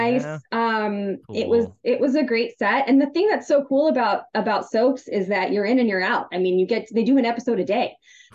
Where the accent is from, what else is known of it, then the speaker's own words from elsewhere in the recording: United States; I'm American